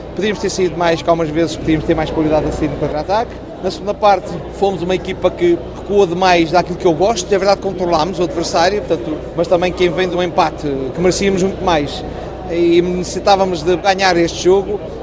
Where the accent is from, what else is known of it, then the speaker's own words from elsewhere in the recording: Portugal; também sou português